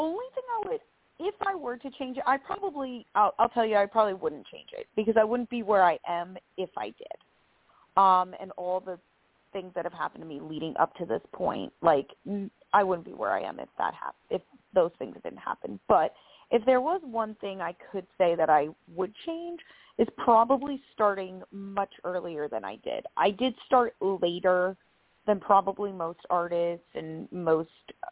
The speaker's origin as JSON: {"language": "English", "area": "Long Island", "region": "New York", "country": "United States", "moved": "yes", "lives_now": "Nashville, United States", "said": "I'm from Long Island, New York."}